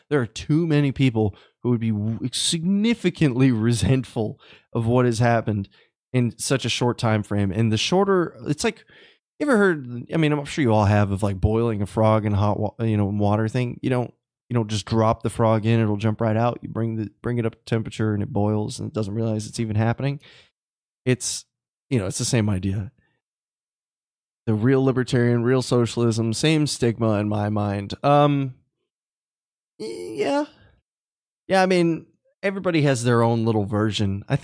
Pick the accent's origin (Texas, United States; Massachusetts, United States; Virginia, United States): Texas, United States; Uh, Ryan, I, I'm I'm from Texas.